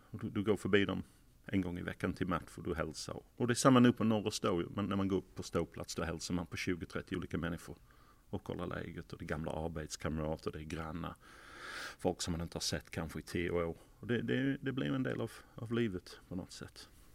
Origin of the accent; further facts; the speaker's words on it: Sheffield, Yorkshire and the Humber, United Kingdom; Swedish is a second language; moved away as an adult; also born or lived in London / Portsmouth; now in Malmö, Sweden; jag, föddes hemma faktiskt i huset i Sheffield